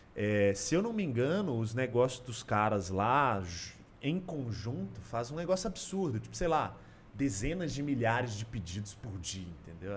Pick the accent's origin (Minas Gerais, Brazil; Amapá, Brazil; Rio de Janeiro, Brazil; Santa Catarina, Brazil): Minas Gerais, Brazil; Belo Horizonte; moved away as an adult; now in São Paulo, Brazil; Eu sou daqui de BH